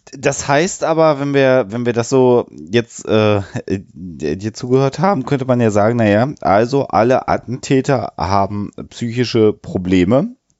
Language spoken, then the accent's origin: German; Germany; bei uns in Deutschland